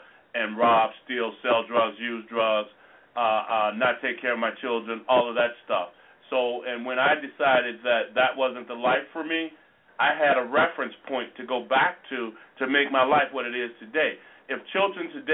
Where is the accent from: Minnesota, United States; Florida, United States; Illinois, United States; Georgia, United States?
Illinois, United States; Chicago; I was also raised in the Robert Taylor Homes